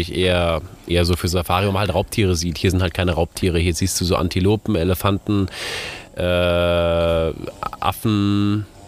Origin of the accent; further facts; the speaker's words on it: Germany; moved away as an adult; now in Ghana; bei uns in Europa oder jetzt in Deutschland